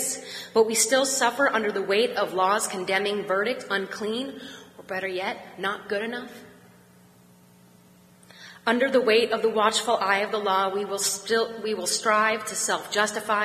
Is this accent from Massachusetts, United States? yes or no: no; Pittsburgh, Pennsylvania, United States; I'm from Pittsburgh